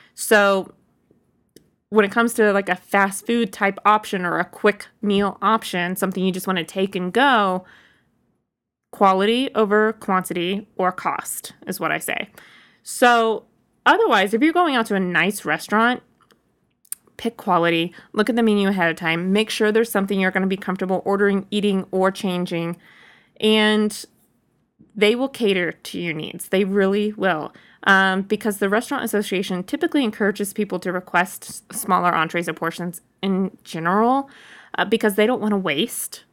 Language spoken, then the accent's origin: English; Boonville, Missouri, United States; moved away; I was in my hometown in Booneville, Missouri